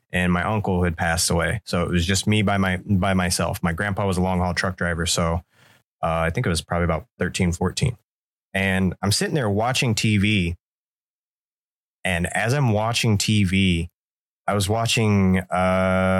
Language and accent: English; Florida, United States; I lived in a haunted house growing up in Florida